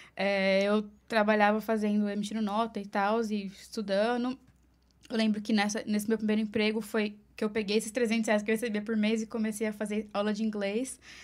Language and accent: Portuguese; Mogi das Cruzes, São Paulo, Brazil; moved away as an adult; now in New York City, United States; Eu sou de Mogi das Cruzes, São tá. Paulo. É, grande São Paulo, ali na região de Suzano, Poá